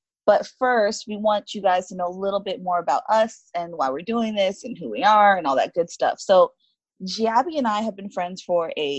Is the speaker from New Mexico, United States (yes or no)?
no; South Florida, United States; now in Denver, United States; we're both from South Florida, so I'm sure that helps to have like that commonality. We both were raised by Haitian, you know, her Haitian stepdad, my Haitian parents.